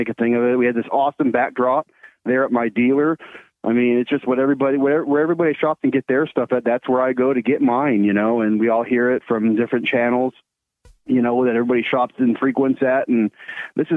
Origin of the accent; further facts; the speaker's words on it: Mansfield, Texas, United States; Here in Mansfield, Texas, here in my hometown